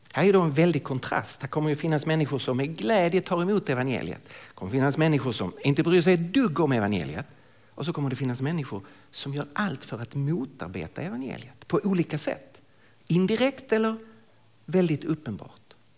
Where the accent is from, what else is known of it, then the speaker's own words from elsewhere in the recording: Lund, Skåne, Sweden; accent: Skånska; moved away as an adult; now in Stockholm, Sweden; jag kommer alltså från södra Sverige, från Lund ursprungligen, bor i Stockholm sedan många år tillbaka